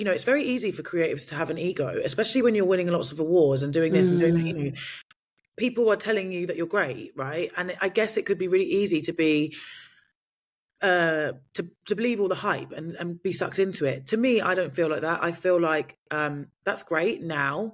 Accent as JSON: {"language": "English", "country": "United Kingdom", "said": "I'm British"}